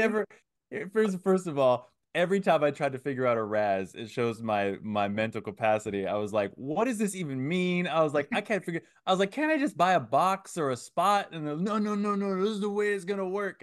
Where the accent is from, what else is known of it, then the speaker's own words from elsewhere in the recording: Antioch, California, United States; I was raised in Antioch